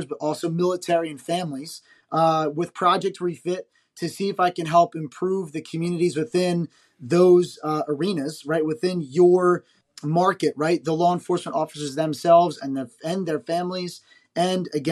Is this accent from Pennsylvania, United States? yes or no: no; New Jersey, United States; I grew up in South Jersey